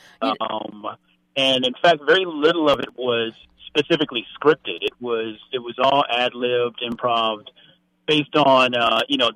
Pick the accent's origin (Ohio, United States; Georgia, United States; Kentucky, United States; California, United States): Ohio, United States; Cleveland; when I was 7, we came from Cleveland to Beverly Hills to visit him